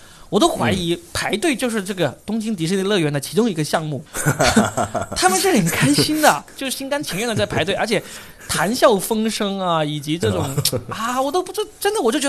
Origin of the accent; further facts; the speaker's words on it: China; 在我们中国人当中最有名呢是什么呢？